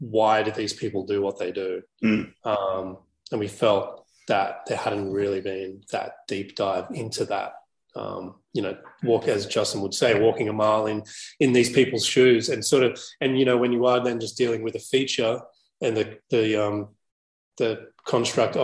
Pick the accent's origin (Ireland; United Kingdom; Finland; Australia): Australia; growing up in Australia, but I grew up in the burbs